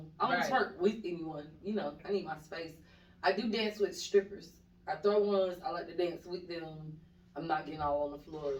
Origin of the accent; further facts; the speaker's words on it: Atlanta, Georgia, United States; I was born and raised here in Atlanta, Georgia. I'm a Grady baby.